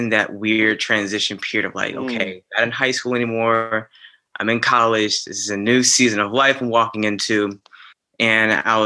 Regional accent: Chesterfield, Virginia, United States; I grew up right outside Richmond in Chesterfield.

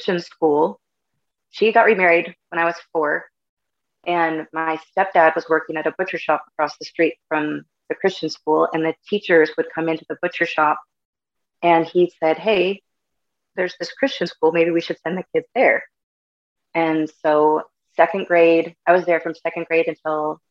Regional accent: California, United States; also born or lived in Bay Area, California; I'm originally from the Bay Area in California. Mom and dad split up when I was 2. And so then my mom and my oldest brother and I moved to the mountains. It's about an hour outside of Yosemite National Park.

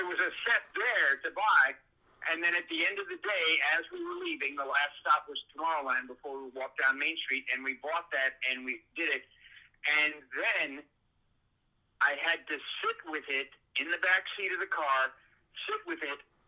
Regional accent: Glendale, California, United States; now in Florida, United States; I grew up in Glendale, California

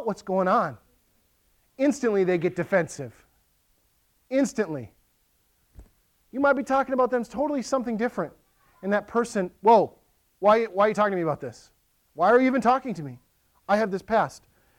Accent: Western Wisconsin, United States; now in Lakeland, MN, United States; I grew up in Western Wisconsin.

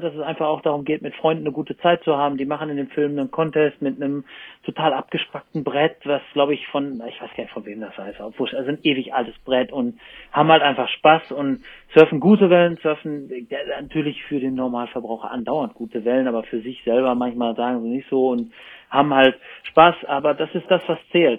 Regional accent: Germany; moved away as an adult; also born or lived in Cologne; now in France; ich bin halt Deutscher, ich wohne da unten

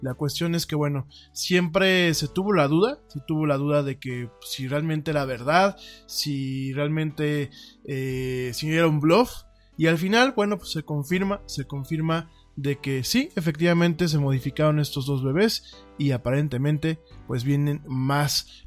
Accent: Mexico; somos los mexicanos

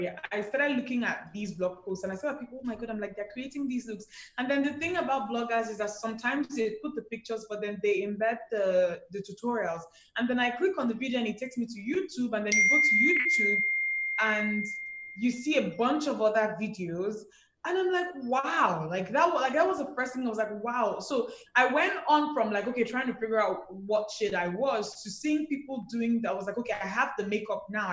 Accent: Enugu, Enugu State, Nigeria; I grew up in Enugu

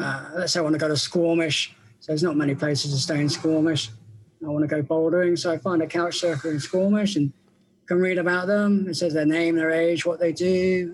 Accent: England, United Kingdom; I'm from England

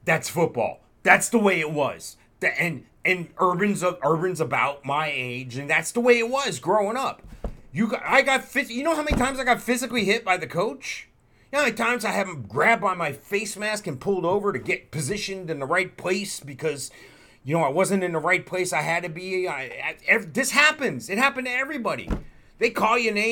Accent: New Jersey, United States; what you and I lived through in the 70s growing up in New Jersey.

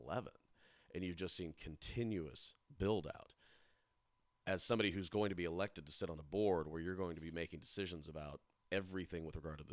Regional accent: Raymore, Missouri, United States; I grew up in Raymore

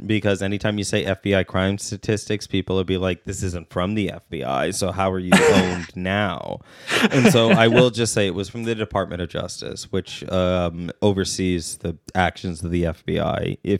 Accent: Turkey; I grew up in Turkey. I didn't know it was wrong.

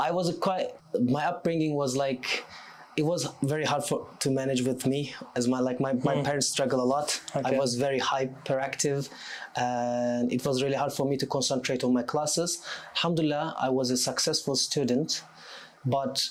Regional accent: Anatolia, Turkey; English is a second language; moved away as an adult; also born or lived in Istanbul, Turkey / England; I was born and raised in Istanbul for a while. I lived in Istanbul for 6 years. Then I moved to a city in Anatolia, which was quite a small town

